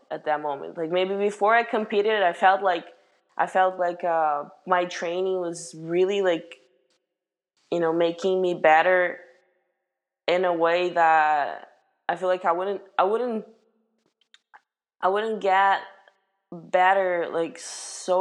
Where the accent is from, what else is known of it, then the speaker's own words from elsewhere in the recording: Brazil; moved away as an adult; now in United States; I had some friends like from my hometown, actually, back in Brazil